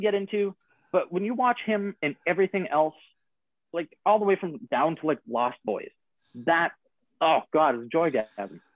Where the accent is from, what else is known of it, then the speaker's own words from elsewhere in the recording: Canada; as a Canadian